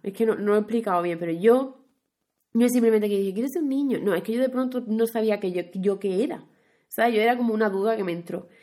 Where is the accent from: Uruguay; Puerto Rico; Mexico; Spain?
Spain; Huelva, Andalusia; accent: western Andalusian; moved away; yo que soy de Huelva, pues por esa zona, en vez de vosotros, usamos ustedes